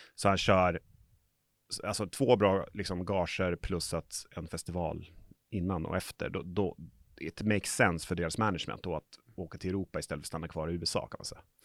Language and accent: Swedish; Umeå, Västerbotten County, Sweden; now in Stockholm, Sweden; Jag är här från Umeå, så att, eh, men bor i Stockholm.